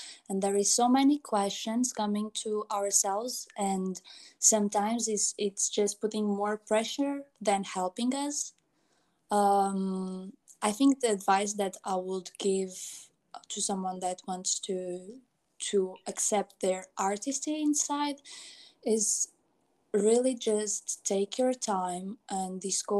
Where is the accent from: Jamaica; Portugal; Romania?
Portugal; since I grew up in Portugal, which was not my mother country